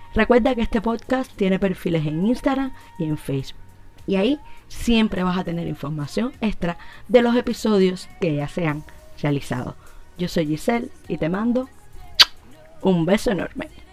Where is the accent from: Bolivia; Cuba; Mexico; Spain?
Cuba; Como buena cubana